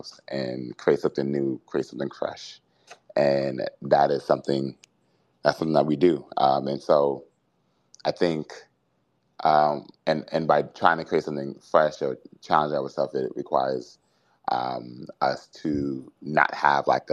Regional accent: Boston, Massachusetts, United States; I am from Boston

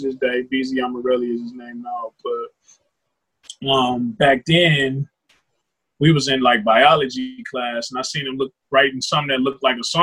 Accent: Cleveland, Ohio, United States; I'm from Cleveland, Ohio

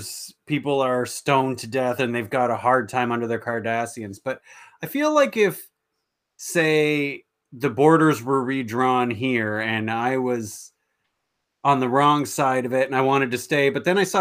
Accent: Canada; we're Canadians

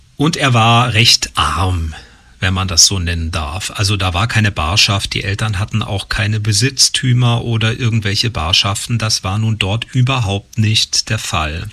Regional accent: Usingen, Hesse, Germany; bin ich in einem kleinen Ort in Hessen groß geworden, in Usingen

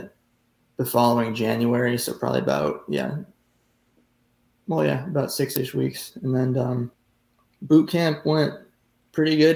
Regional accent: Syracuse, New York, United States; I was originally from Syracuse, New York

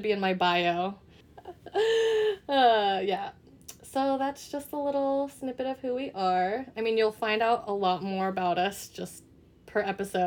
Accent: Pasadena, California, United States; also born or lived in Las Vegas, Nevada; Grew up in the San Gabriel Valley area, but mainly, like, I would say Pasadena-ish too

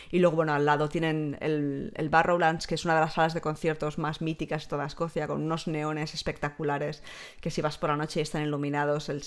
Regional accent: Barcelona, Catalonia, Spain; now in Edinburgh, United Kingdom; Pero yo que soy de Barcelona, de vez en cuando he hecho en falta que Edimburgo tenga un poco más el, la vidilla cultural que no tiene.

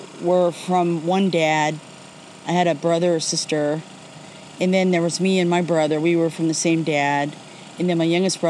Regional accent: Sacramento, California, United States; I'm from Sacramento.

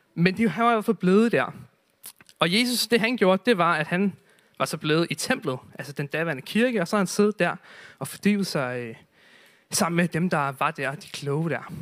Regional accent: Zealand, Denmark; nu er jeg selv fra Sjælland

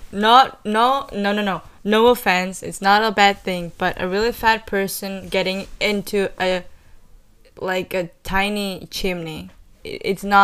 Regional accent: Catalonia, Spain; from Catalonia, Spain. I wouldn't say in Spain, but you know, geography, people. Well, I'm 15 years old

